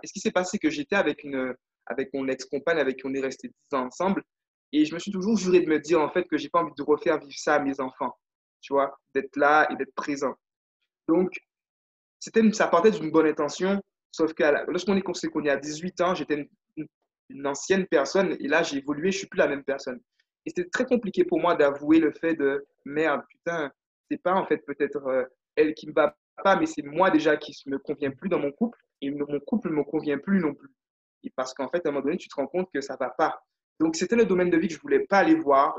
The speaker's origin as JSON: {"language": "French", "country": "Guadeloupe", "tie": "born or raised there", "moved": "as an adult", "said": "j'ai eu la chance, moi, de, vivre, de vivre en Guadeloupe. Donc, je suis né en Guadeloupe. Et voilà, j'ai fait, je suis parti à 18 ans de chez moi"}